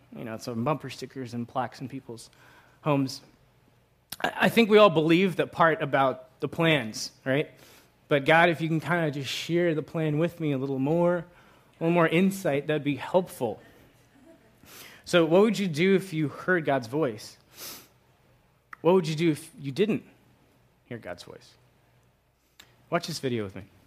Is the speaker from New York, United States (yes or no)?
yes; Long Island, New York, United States; moved away as an adult; also born or lived in Virginia; I grew up in Long Island, Long Island